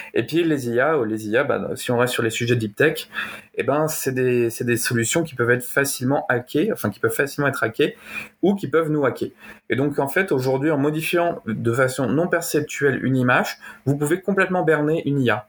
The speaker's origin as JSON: {"language": "French", "region": "Normandy", "country": "France", "also_born_or_lived": "Canada / Belgium", "said": "je suis normand, je suis dans un petit village de 300 habitants"}